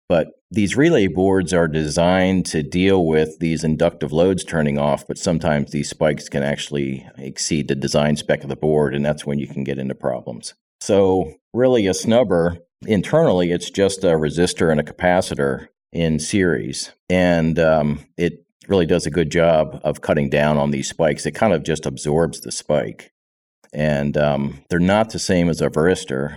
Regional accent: Pennsylvania, United States; both being from Pennsylvania

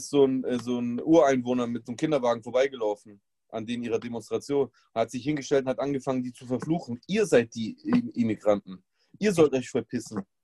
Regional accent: Germany; Aber was zählt ist, ich bin Deutscher. Ich bin genauso ein Deutscher wie der, wie der, wie der Martin, der halt schon immer Deutscher war.

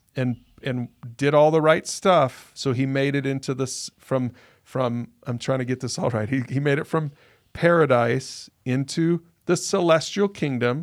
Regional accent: United States; as an American

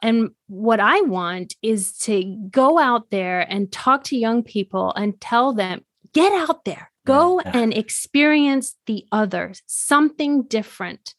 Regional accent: Switzerland; moved away; also born or lived in China / Denver; I'm Swiss

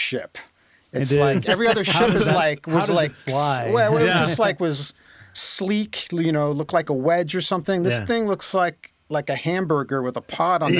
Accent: France; moved away; I grew up in France. I'm French originally

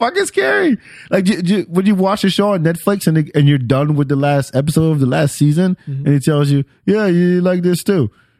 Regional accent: Senegal; So I'm originally from Senegal and there's markets.

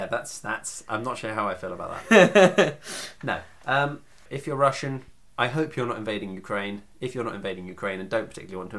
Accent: England, United Kingdom; I'm very English

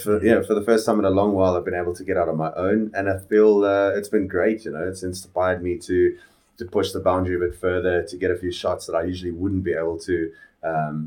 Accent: Phalaborwa, Limpopo, South Africa; born or raised there; now in Johannesburg, South Africa

